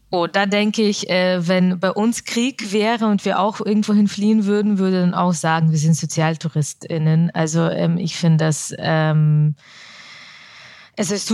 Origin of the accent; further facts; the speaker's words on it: Augsburg, Bavaria, Germany; mittlerweile identifiziere ich mich als Deutsche und diese Frage, wo kommen Sie her? Und wenn dann die Antwort Augsburg nicht ausreicht